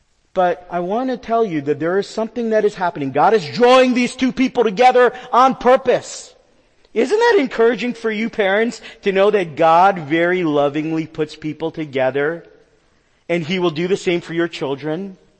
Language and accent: English; New York, United States; You know, I'm a New Yorker. You guys know that about me.